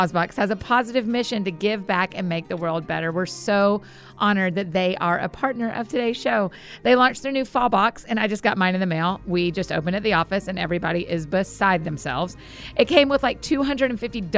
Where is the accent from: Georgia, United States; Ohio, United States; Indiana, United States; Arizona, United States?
Georgia, United States; Marietta; I grew up in Marietta, Georgia. And lived in Georgia most of my life, went to the University of Georgia